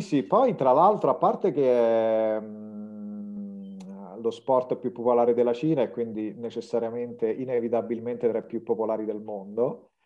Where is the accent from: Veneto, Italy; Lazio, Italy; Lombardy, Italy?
Lazio, Italy; province of Rome; moved away as an adult; also born or lived in Russia; sono nato e cresciuto in provincia di Roma.